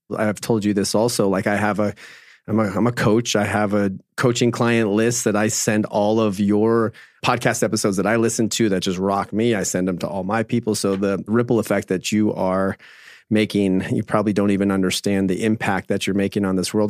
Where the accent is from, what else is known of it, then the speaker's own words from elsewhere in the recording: Phoenix, Arizona, United States; I grew up in Phoenix, Arizona, and grew up my whole life playing sports